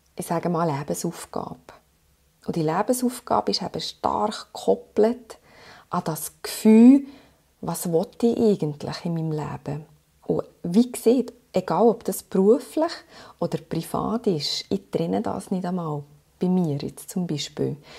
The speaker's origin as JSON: {"language": "German", "country": "Switzerland", "said": "ich bin nach einem halben Jahr zurückgekommen mit, ähm, mit meinem Mann und äh, habe hier meinen Sohn geboren in der Schweiz und dann haben wir uns entschieden, hier zu bleiben"}